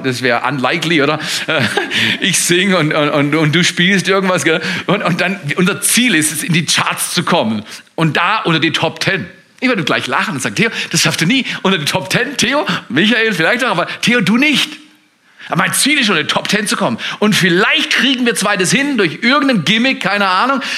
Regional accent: Germany

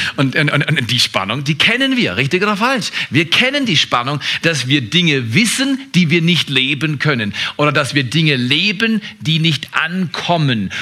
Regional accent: Freiburg, Baden-Württemberg, Germany; ich bin in eine bestimmte Familie hineingeboren worden an einem bestimmten Ort. Das war Freiburg. Ich bin nicht in Scarborough, Ontario, Toronto aufgewachsen, wie meine Frau. Ich bin kein Kanadier, ich bin Deutscher.

